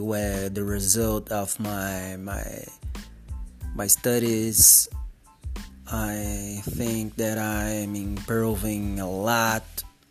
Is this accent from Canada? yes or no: no; Ribeirão Preto, São Paulo, Brazil; first language Portuguese; English is a second language; I'm from Brazil. I'm from a little town in the interior of São Paulo called Ribeirão Preto. That's my hometown. That's where I live.